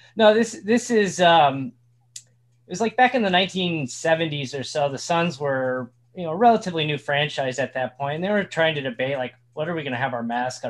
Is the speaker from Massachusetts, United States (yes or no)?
no; Indiana, United States; moved away; I grew up in Indiana